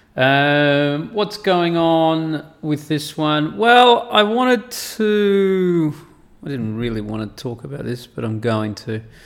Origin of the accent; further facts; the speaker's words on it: Perth, Western Australia, Australia; moved away as an adult; now in Saudi Arabia; I grew up in Perth in Western Australia